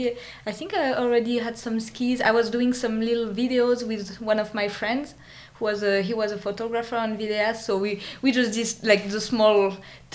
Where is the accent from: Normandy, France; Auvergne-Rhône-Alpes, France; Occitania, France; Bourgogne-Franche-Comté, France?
Auvergne-Rhône-Alpes, France; Vienne; moved away as an adult; also born or lived in Grenoble; I was born in Vienne. It's a city south of Lyon, a big city, one of the biggest cities in France.